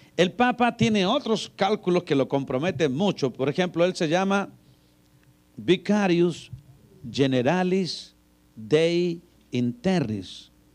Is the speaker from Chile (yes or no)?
yes; Chile; Yo soy chileno